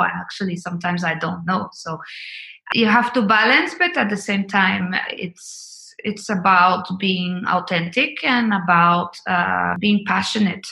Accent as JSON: {"language": "English", "country": "Colombia", "moved": "yes", "said": "I'm originally from Colombia."}